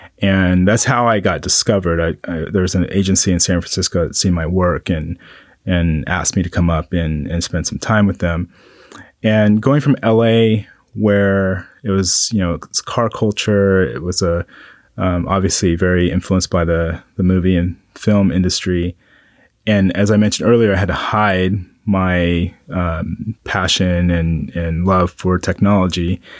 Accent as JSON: {"language": "English", "town": "Kunsan", "region": "North Jeolla", "country": "South Korea", "tie": "born there", "said": "So I'm a military brat. And with military brats, whenever someone asks a question, it takes a while to explain it. So I was born in Kunsan, Korea, and I'm half black, half Korean."}